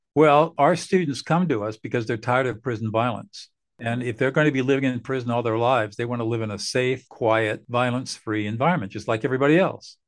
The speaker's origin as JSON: {"language": "English", "region": "Southern California", "country": "United States", "tie": "born or raised there", "also_born_or_lived": "New Hampshire", "said": "I grew up in Southern California"}